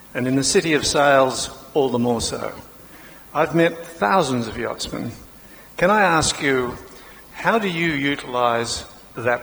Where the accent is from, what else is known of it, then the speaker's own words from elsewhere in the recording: Australia; I'm Australian